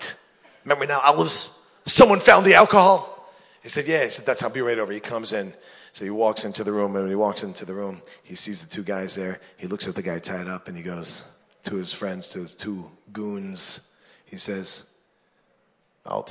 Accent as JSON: {"language": "English", "region": "New York", "country": "United States", "tie": "born or raised there", "said": "When I grew up in New York, my barber, his name was, Italian guy, his name was Tito."}